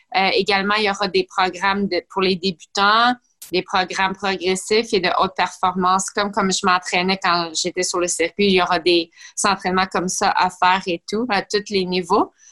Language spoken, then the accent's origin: French; Blainville, Quebec, Canada; j'ai grandi à Blainville